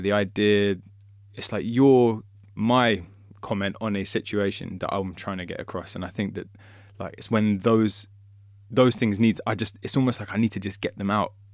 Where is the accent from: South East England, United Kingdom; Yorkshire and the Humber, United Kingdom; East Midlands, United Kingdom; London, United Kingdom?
London, United Kingdom; I was born and raised in London